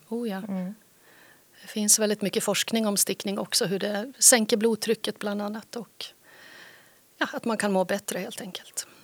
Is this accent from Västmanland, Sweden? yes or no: yes; Västerås, Västmanland, Sweden; also born or lived in Skåne / Helsingborg; now in Härnösand, Sweden; Jag är från Västerås från början. Och sen bodde jag 25 år i Skåne